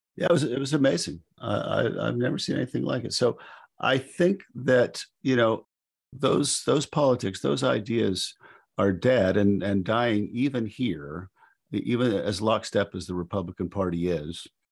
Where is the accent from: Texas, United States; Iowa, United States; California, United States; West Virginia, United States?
West Virginia, United States; my home state of West Virginia